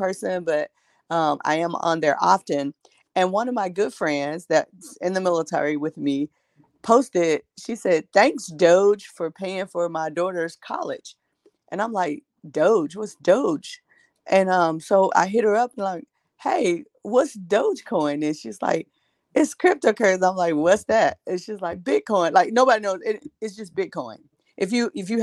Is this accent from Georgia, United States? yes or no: no; Tennessee, United States; also born or lived in El Paso, Texas; I am from Tennessee.